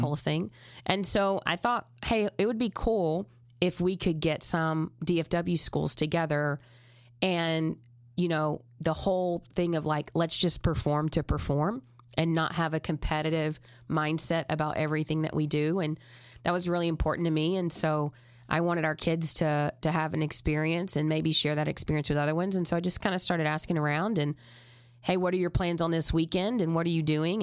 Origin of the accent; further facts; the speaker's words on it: Texas, United States; I'm from Texas.